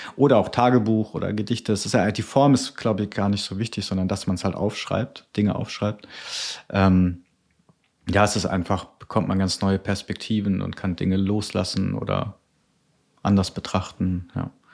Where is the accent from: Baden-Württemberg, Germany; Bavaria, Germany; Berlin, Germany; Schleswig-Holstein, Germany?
Baden-Württemberg, Germany; near Karlsruhe; now in Cologne, Germany; Also ich komme eigentlich aus dem Süden, ist der Nähe von Karlsruhe